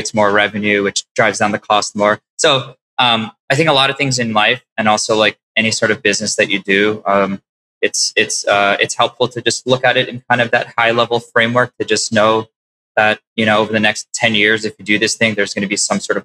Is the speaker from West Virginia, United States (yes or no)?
no; New York City, New York, United States; also born or lived in Long Island; I grew up in Queens